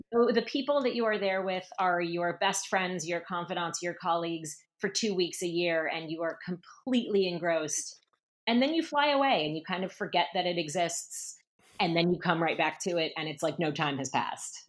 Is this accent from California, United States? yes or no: no; Seattle, Washington, United States; moved away as an adult; also born or lived in Northfield, Minnesota / Paris; Seattle where I grew up